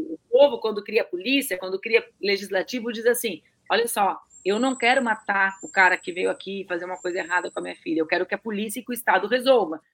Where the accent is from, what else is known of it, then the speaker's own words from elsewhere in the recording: Rio Grande do Sul, Brazil; eu cresci no Rio Grande do Sul, um estado de fronteira com a Argentina